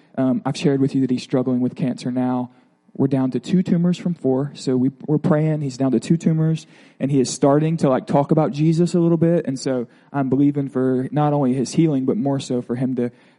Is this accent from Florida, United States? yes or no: yes; Pensacola, Florida, United States; I grew up in Pensacola, Florida, in a Methodist home